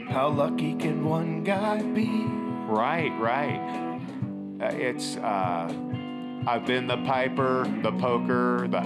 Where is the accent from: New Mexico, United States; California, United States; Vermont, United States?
California, United States; Inglewood; my nickname in school, because I grew up in Inglewood